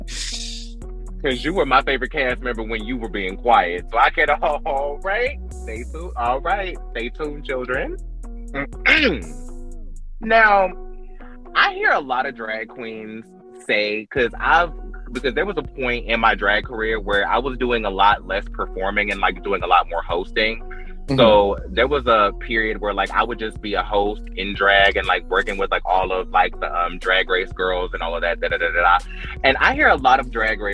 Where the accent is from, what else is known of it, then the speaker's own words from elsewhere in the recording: North Carolina, United States; now in Alabama, United States; I'm from North Carolina